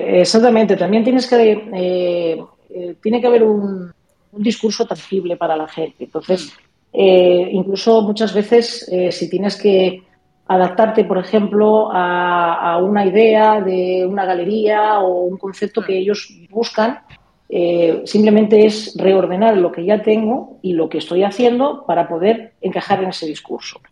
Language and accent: Spanish; Zamora, Castile and León, Spain; yo soy de Zamora